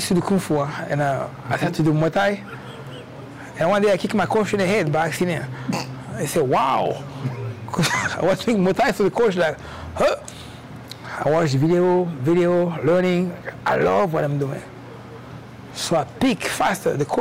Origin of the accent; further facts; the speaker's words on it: France; moved away as an adult; also born or lived in Cameroon; now in Atlanta, United States; I grew up in France, originally born in Cameroon